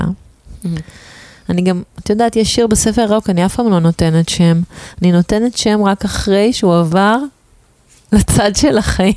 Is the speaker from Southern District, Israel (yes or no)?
no; Tel Aviv, Tel Aviv District, Israel; שבתור תל אביבית